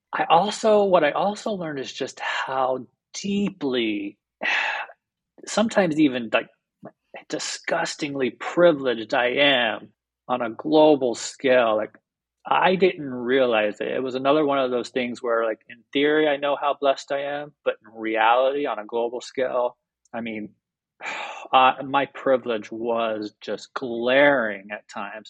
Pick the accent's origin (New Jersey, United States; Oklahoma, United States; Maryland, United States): Oklahoma, United States; Mustang; moved away as an adult; now in Sayulita, Mexico; I grew up in a very, very small town in Oklahoma